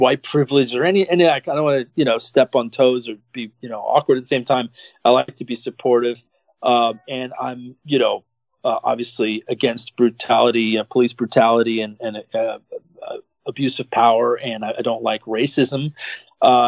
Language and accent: English; Philadelphia, Pennsylvania, United States; now in Miami, United States; I was born in Philadelphia.